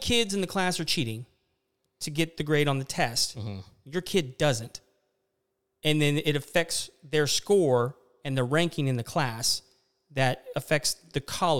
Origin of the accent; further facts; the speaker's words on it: Florida, United States; More than anything. I grew up in Florida.